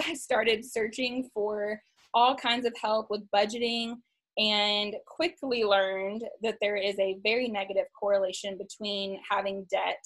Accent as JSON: {"language": "English", "region": "East Texas", "country": "United States", "tie": "born or raised there", "said": "I was born and raised in East Texas"}